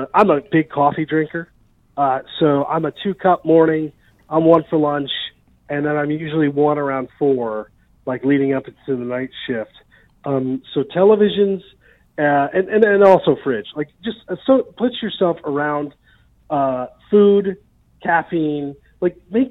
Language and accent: English; New Jersey, United States; moved away; also born or lived in Iowa; I'm originally from Jersey, so I'm like a Mets and a Jets fan